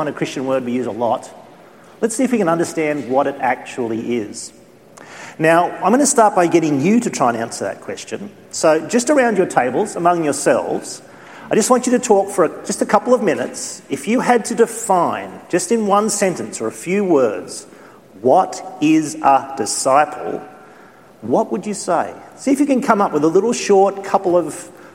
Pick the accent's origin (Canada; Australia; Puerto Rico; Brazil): Australia; sometimes being an Australian